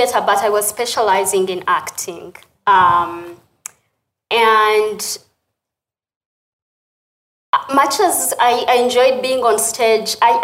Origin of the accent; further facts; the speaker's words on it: Uganda; moved away as an adult; also born or lived in United States; the country where I was born and raised